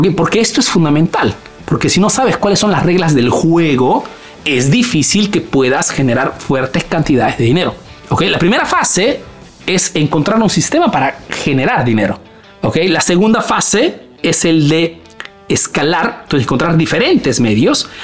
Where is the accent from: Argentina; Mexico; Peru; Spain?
Peru; now in Italy